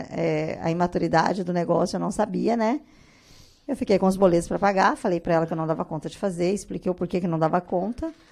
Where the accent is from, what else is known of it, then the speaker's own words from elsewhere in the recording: Cuiabá, Mato Grosso, Brazil; now in Rondonópolis, Brazil; Eu sou cuiabana.